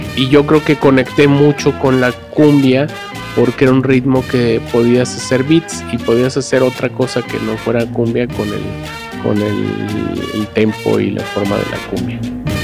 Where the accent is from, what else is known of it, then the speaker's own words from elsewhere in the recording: Mexico City, Mexico; yo vengo de Coyoacán, de un pueblo adentro de Coyoacán que se llama San Lucas